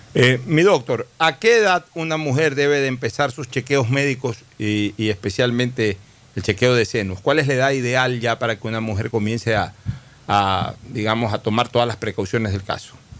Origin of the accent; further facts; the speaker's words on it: Guayaquil, Guayas, Ecuador; mi barrio de muchacho fue la Nueva Kennedy y un poco antes el barrio Orellana de niño